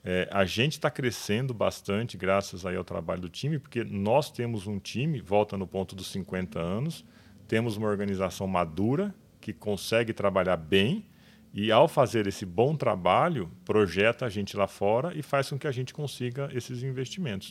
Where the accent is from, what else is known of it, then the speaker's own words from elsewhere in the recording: Olímpia, São Paulo, Brazil; Eu sou de Olímpia desde quando ninguém conhecia Olímpia